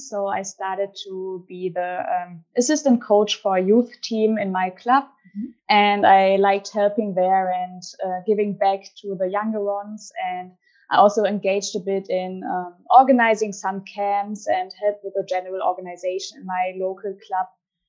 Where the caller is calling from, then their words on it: Magdeburg, Saxony-Anhalt, Germany; I'm back in Germany now, and I'm currently based in Magdeburg. So yeah, I'm back from Japan for my studies and enjoy to be back in Germany.